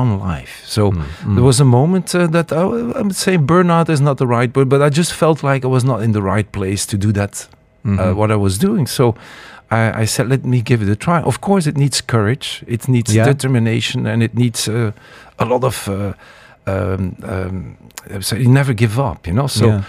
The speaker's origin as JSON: {"language": "English", "town": "Ghent", "region": "Flanders", "country": "Belgium", "tie": "born or raised there", "moved": "as an adult", "lives_now": "United Arab Emirates", "said": "I am from Belgium. Yes, I'm born in Ghent, you know, my hometown, and I'm 17 years in the UAE."}